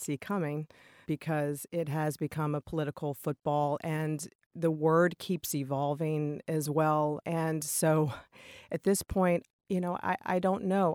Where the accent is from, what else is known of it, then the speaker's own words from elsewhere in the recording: Richmond, Virginia, United States; now in Massachusetts, United States; I'm from Richmond, Virginia